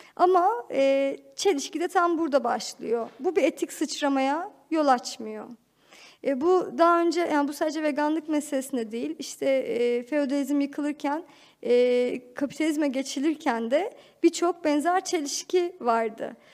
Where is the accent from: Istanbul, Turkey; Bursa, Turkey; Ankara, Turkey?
Ankara, Turkey; çocukluğumu Ankara'da geçirdim.